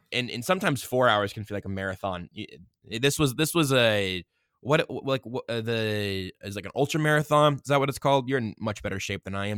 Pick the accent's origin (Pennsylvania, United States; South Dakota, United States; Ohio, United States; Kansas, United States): Kansas, United States; Wichita; now in Kansas City, United States; I was born in 1994 in Wichita, Kansas